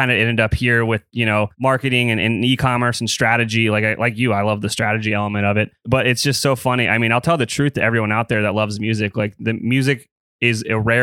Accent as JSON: {"language": "English", "town": "Columbus", "region": "Ohio", "country": "United States", "tie": "born or raised there", "said": "I grew up here in Columbus, Ohio"}